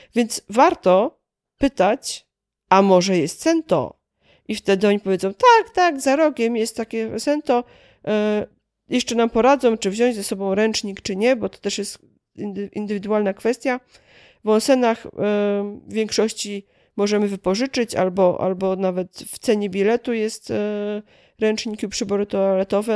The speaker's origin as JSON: {"language": "Polish", "town": "Kielce", "region": "Świętokrzyskie Voivodeship", "country": "Poland", "said": "ja akurat pochodzę z Kielc"}